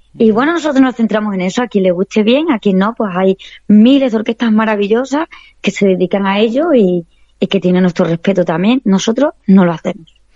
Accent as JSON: {"language": "Spanish", "region": "Extremadura", "country": "Spain", "said": "mi tierra, Extremadura, que es preciosa y que la quiero, vamos, me siento súper orgullosa de, de, tener mis raíces extremeñas"}